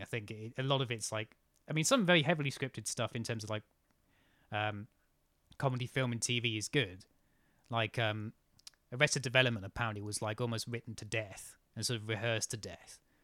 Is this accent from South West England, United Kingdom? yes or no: no; near Cambridge, East of England, United Kingdom; I grew up near Cambridge